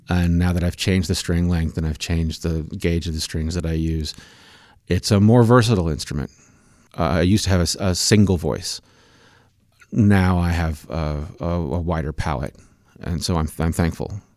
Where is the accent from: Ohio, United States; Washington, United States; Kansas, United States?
Kansas, United States; Manhattan; I grew up in Manhattan, Kansas